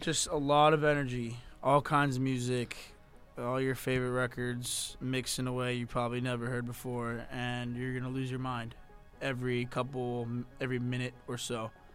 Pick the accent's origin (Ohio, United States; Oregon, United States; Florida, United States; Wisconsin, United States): Florida, United States; Miami; I'm from Miami. I was born and raised in Miami